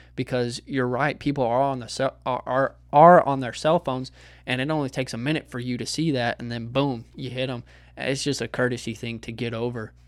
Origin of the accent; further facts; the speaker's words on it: Texas, United States; as a Texan